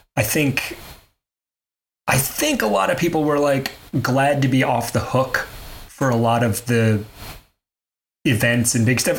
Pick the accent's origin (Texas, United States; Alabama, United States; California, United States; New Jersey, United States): Alabama, United States; Mobile; I grew up in Mobile, Alabama